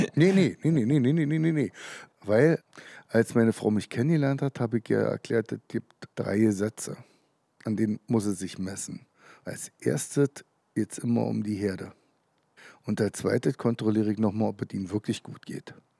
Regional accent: Brandenburg, Germany; Ich bin in der DDR geboren

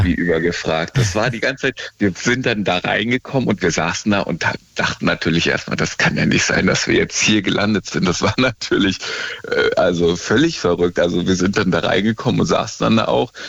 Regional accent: near Kassel, Northern Hesse, Germany; moved away as an adult; also born or lived in Dortmund; now in Stuttgart, Germany; eigentlich aus Nordhessen, äh, kennt keiner Nähe von Kassel, aber so eine Kleinstadt

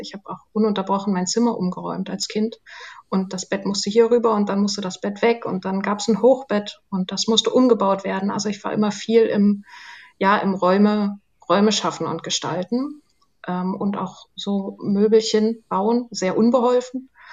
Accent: Zerbst, Saxony-Anhalt, Germany; also born or lived in Wolfen; now in Berlin, Germany; Wir sind dann nach Zerbst gezogen, da war ich vier, fünf Jahre alt

